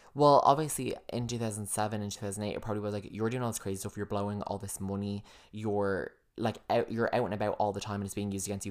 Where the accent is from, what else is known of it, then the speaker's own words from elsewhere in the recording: United States; I am an American